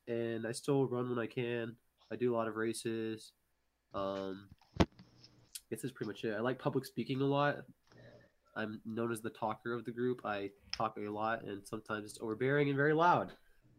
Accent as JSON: {"language": "English", "region": "Texas", "country": "United States", "said": "I'm a Texan who comes from a Mexican"}